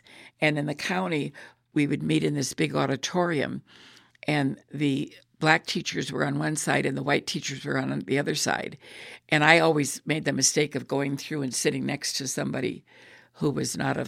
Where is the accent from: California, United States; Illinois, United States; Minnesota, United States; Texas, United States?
Illinois, United States; moved away as an adult; also born or lived in Virginia; I came from Illinois and we were not segregated.